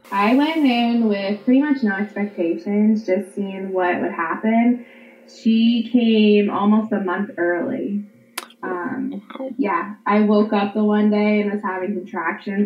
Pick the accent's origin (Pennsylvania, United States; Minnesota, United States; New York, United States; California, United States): Pennsylvania, United States; I'm 32. I'm from Pennsylvania